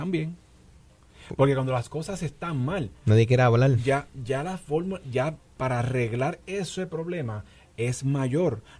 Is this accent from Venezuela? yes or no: no; Puerto Rico